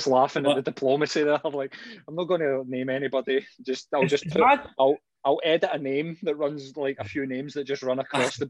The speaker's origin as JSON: {"language": "English", "region": "Scotland", "country": "United Kingdom", "said": "because we're Scottish"}